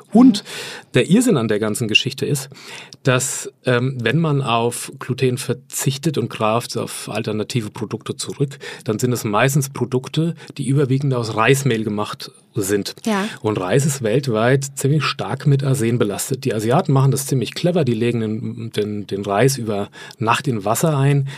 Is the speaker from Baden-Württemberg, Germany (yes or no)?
no; Lower Franconia, Bavaria, Germany; Ich komme aus Unterfranken ursprünglich.